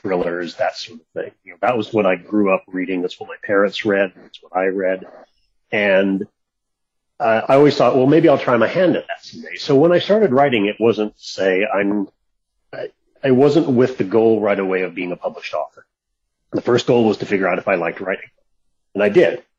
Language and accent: English; Seattle, Washington, United States; moved away; also born or lived in California; middle of last year, we packed up a different truck and moved back to Seattle